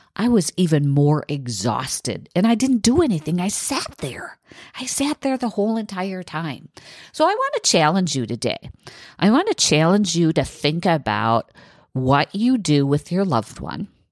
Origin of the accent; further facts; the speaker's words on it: south of Green Bay, Wisconsin, United States; from my hometown in, in south, south of Green Bay to Milwaukee